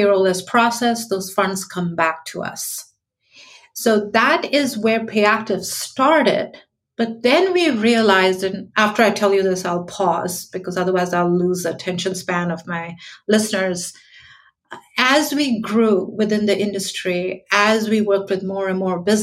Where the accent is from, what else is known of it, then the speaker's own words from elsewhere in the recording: New York City, New York, United States; I'm from New York